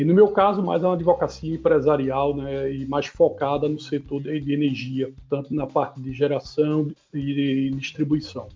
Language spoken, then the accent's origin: Portuguese; Recife, Pernambuco, Brazil; Eu sou nascido em Recife, nordestino